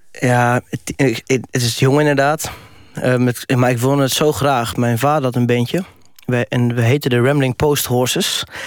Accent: Netherlands; als Nederlander

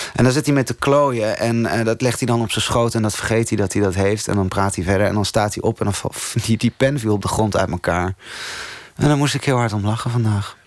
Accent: Tolbert, Groningen, Netherlands; moved away; Tolbert, waar ik opgegroeid ben, het kleine dorpje in Groningen

